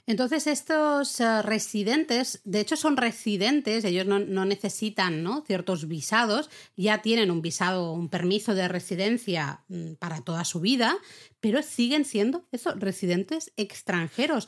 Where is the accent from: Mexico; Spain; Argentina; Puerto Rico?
Spain; aquí en España